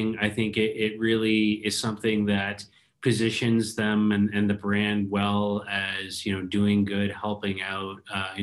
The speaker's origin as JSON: {"language": "English", "country": "Canada", "said": "as a Canadian that's been, you know, locked down"}